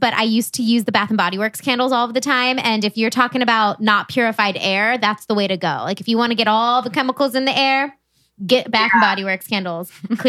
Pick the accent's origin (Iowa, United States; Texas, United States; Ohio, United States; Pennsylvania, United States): Ohio, United States; Columbus; our community, just from being from Columbus